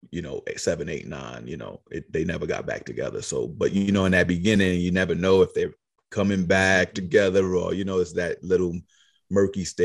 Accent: New York City, New York, United States; also born or lived in Queens, New York / Far Rockaway / South Carolina; I was born in Queens. I grew up in Harlem. I spent some time in South Carolina

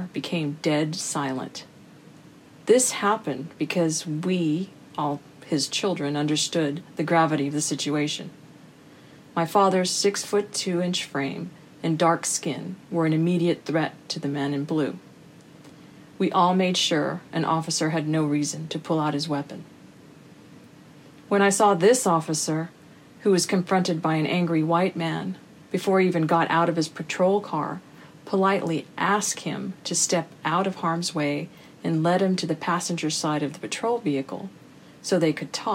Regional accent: United States; as an American of Mexican descent, growing up with brothers

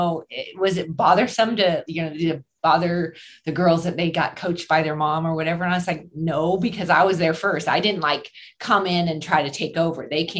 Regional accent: Southern California, United States; also born or lived in Northwest Washington; now in Washington, United States; So I grew up in Southern California.

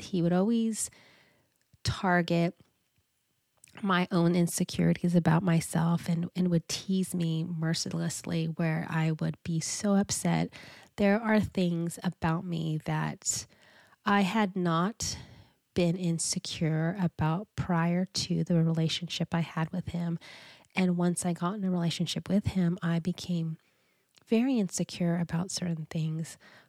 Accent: California, United States; now in Pacific Northwest, United States; we got married up in the Pacific Northwest, because this is where we reside. And we are both originally from Southern California.

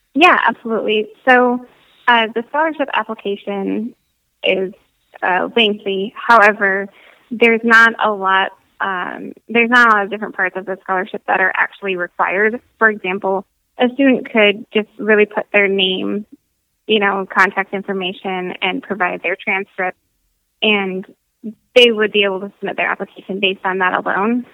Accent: Michigan, United States; moved away as an adult; growing up in Michigan

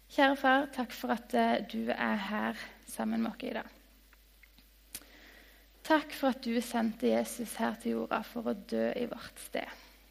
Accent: Lyngdal, Agder, Norway; jeg kommer fra Lyngdal, en by.

